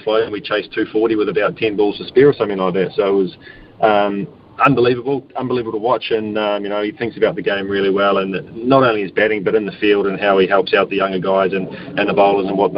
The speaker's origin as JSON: {"language": "English", "country": "Australia", "said": "being an Aussie"}